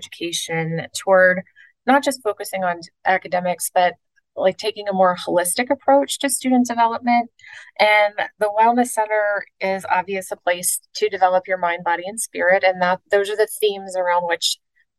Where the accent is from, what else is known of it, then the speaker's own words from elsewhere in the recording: Pittsburgh, Pennsylvania, United States; moved away as an adult; now in Florida, United States; my hometown outside of Pittsburgh, Pennsylvania